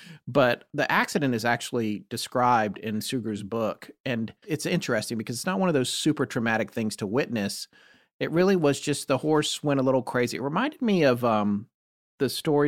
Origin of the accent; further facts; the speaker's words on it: the South, United States; I mean, I'm from the South, but I don't know.